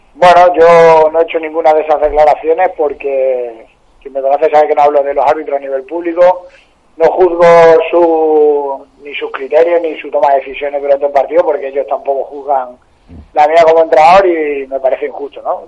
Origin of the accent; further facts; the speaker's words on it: Arroyo de San Serván, Extremadura, Spain; club de mi pueblo